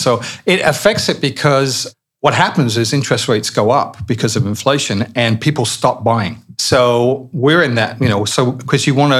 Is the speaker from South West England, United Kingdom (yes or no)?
no; Barnet, London, United Kingdom; born there; I was born in Barnett.